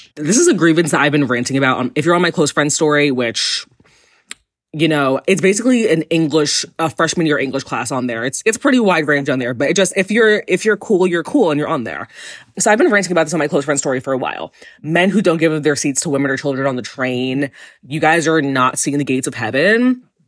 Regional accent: New York, United States; I'm gay and from New York

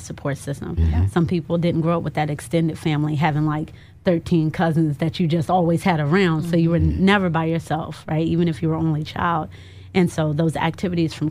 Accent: Washington, District of Columbia, United States; moved away; I was born in D.C., raised in the DMV area

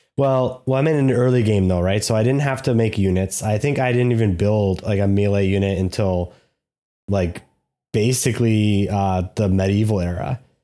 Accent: Canada; We're Canadian.

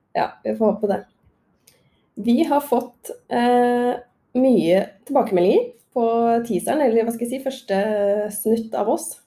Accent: Krokstadelva, Buskerud, Norway; jeg er jo eh, fra Drammen. Eller Krokstadelva, eh, rettere sagt.

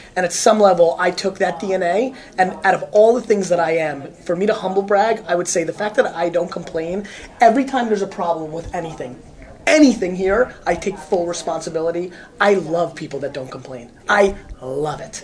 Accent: United States; also born or lived in Russia; I grew up in America

